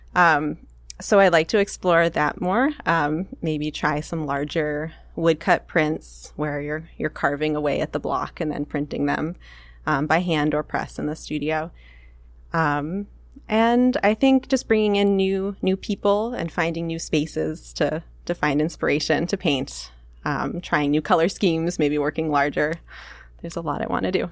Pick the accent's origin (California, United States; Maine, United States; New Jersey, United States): Maine, United States; also born or lived in San Francisco; now in Seattle, United States; I'm from Maine originally